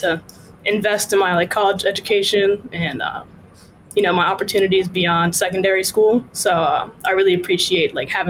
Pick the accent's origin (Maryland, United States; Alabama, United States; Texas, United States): Maryland, United States; now in New York, United States; So that's where I usually like to say, you know, I'm from Southern Maryland. So right now I'm a freshman at Columbia University up in New York.